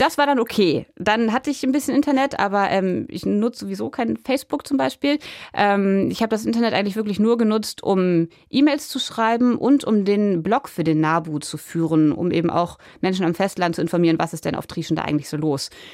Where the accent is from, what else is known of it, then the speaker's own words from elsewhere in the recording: Germany; ich bin ja am Wattenmeer groß geworden und diese Landschaft ist mir sehr wichtig